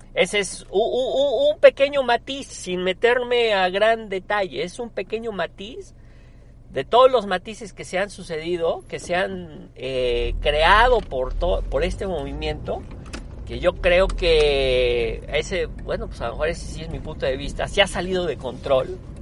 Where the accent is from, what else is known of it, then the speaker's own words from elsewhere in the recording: Puebla, Mexico; yo tengo 47 años de vivir en México, siempre soy, soy poblano, soy mexicano, orgullosamente mexicano. Eh, siempre he vivido en este hermoso país